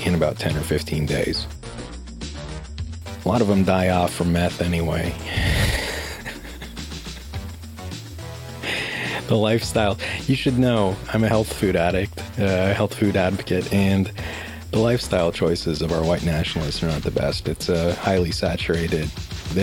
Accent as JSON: {"language": "English", "town": "Aurora", "region": "Colorado", "country": "United States", "tie": "born or raised there", "said": "growing up in Aurora, Colorado"}